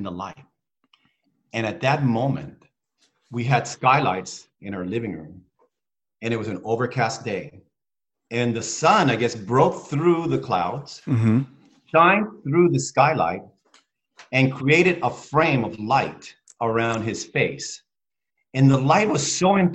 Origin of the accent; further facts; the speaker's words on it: Spain; moved away; when I was small, I grew up in Spain